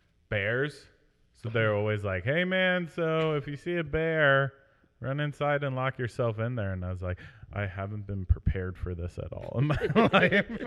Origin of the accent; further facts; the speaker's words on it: right outside of Philadelphia, Pennsylvania, United States; moved away; I grew up like right outside of Philadelphia and kind of the more city suburban type of life